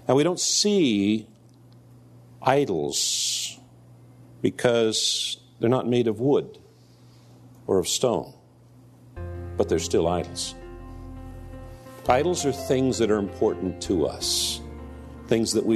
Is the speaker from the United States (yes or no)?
yes; United States